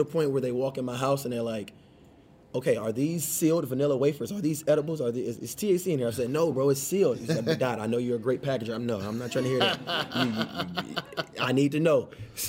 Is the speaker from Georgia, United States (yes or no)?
yes; Atlanta, Georgia, United States; I'm from Atlanta.